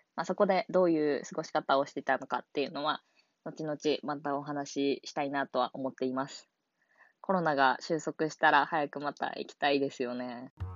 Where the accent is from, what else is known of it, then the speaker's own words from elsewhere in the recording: Hiroshima, Japan; 私は広島県の出身で